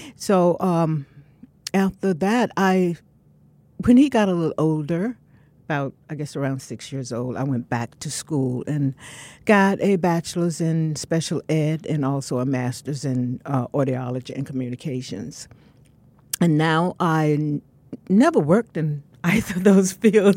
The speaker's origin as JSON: {"language": "English", "town": "Severn", "region": "North Carolina", "country": "United States", "tie": "born or raised there", "also_born_or_lived": "Durham, North Carolina", "said": "I was born in Severn, North Carolina"}